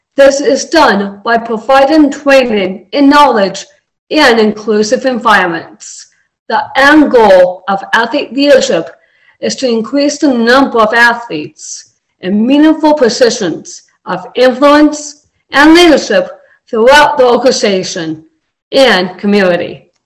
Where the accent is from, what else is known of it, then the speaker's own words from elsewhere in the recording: Littleton, Colorado, United States; I'm from Littleton, Colorado